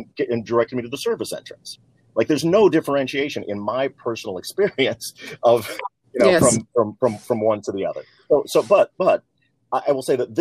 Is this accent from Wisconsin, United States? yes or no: no; Libertyville, Illinois, United States; also born or lived in New York City; I was born in Harlem in New York City and then grew up 18 years in a small town in Northern Illinois, where I literally integrated the town of Libertyville